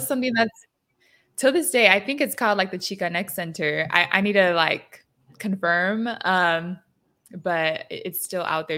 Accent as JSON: {"language": "English", "town": "San Diego", "region": "California", "country": "United States", "tie": "born or raised there", "said": "I grew up in San Diego, which is the border"}